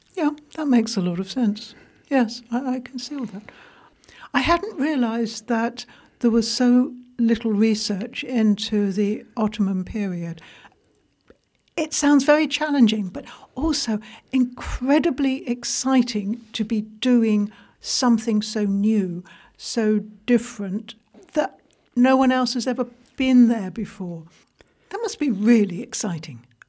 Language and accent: English; England, United Kingdom; I'm English.